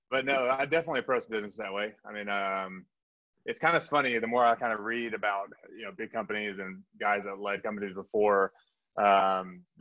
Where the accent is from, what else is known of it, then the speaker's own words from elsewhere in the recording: South Korea; born there; also born or lived in Texas / Japan; I was a military brat. So I was, I was born in Korea, uh, had a little stint in Texas, Japan, um, spent a summer abroad in Europe. Uh, but so kind of all over the world.